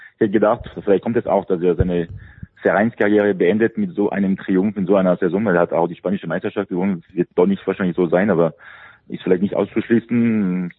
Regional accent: France

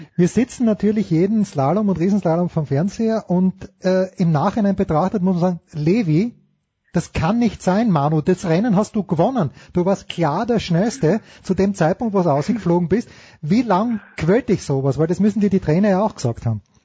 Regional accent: Austria; ich bin auch Österreicher

